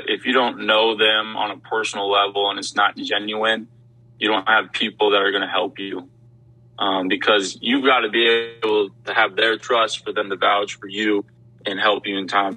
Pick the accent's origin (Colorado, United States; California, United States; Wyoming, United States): Wyoming, United States; moved away as an adult; now in Louisiana, United States; born and raised in Wyoming, I was ready to get out of the state of Wyoming